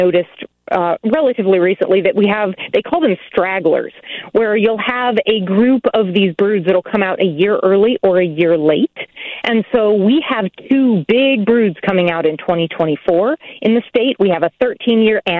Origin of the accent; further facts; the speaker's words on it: Nebraska, United States; now in Illinois, United States; I grew up in Nebraska, and we don't have periodical cicadas there